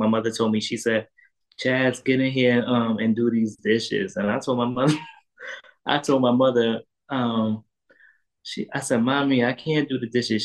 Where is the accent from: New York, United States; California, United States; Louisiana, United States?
New York, United States; New York City; also born or lived in Queens, New York / Brooklyn, New York; I was born and raised in Harlem, New York. I was born in Harlem Hospital